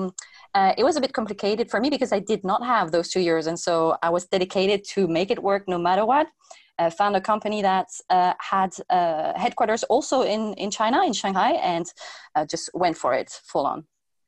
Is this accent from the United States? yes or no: no; French Polynesia; also born or lived in Germany / United Kingdom / Spain; I grew up in Tahiti, which is in the middle of nowhere in the Pacific Ocean, and there people speak Tahitian and French